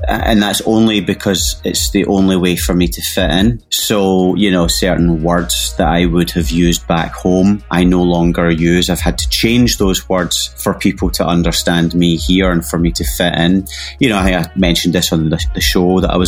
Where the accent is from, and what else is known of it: Scotland, United Kingdom